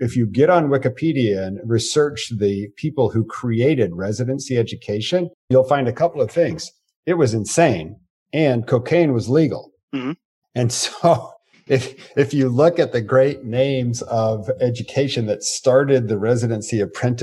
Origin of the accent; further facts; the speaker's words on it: United States; first language English; English is my native language. I was born in the United States of America.